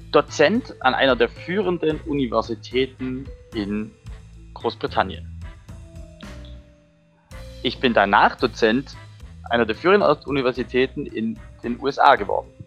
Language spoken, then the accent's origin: German; Heidenheim, Baden-Württemberg, Germany; ich komme aus Heidenheim.